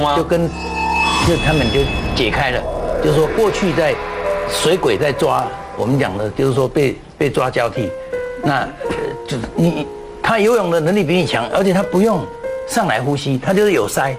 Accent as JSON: {"language": "Chinese", "town": "Jiaoxi", "region": "Yilan County", "country": "Taiwan", "tie": "born or raised there", "moved": "yes", "said": "因为我要回到宜兰驾驶，我的老家在那里"}